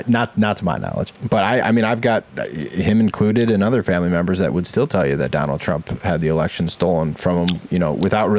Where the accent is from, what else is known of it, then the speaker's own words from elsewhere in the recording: Toledo, Ohio, United States; also born or lived in Swanton, Ohio; I'm from Toledo, Ohio, born and raised, but my dad lived in Swanton, Ohio, pretty like most of my life